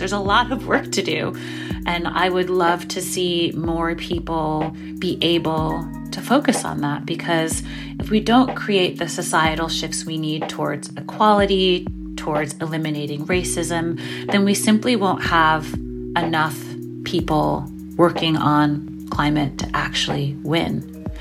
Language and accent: English; New York City, New York, United States; born or raised there